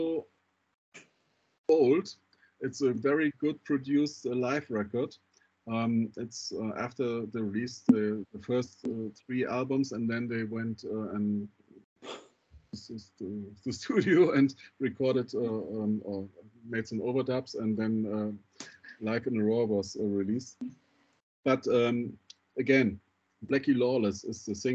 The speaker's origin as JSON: {"language": "English", "town": "Düsseldorf", "region": "North Rhine-Westphalia", "country": "Germany", "tie": "born or raised there", "said": "Düsseldorf, my hometown."}